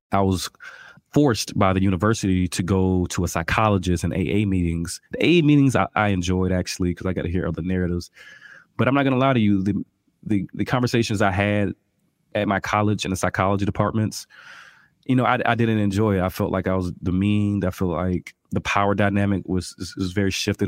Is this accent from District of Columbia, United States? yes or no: no; Albany, Georgia, United States; I'm from Albany, Georgia, birthplace of Ray Charles, real country, you know, I had no concept of health growing up